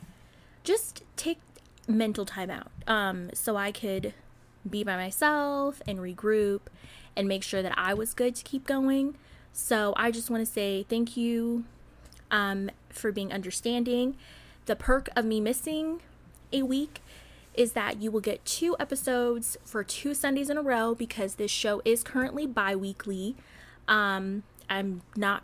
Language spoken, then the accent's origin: English; Southern Illinois, United States; accent: Midwestern; moved away; as somebody who's from Southern Illinois, no, I'm not from Chicago